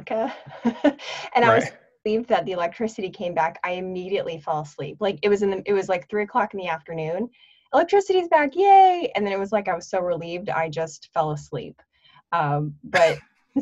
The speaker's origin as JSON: {"language": "English", "region": "Nebraska", "country": "United States", "tie": "born or raised there", "also_born_or_lived": "North Florida", "moved": "yes", "lives_now": "Pensacola, United States", "said": "I grew up in Nebraska"}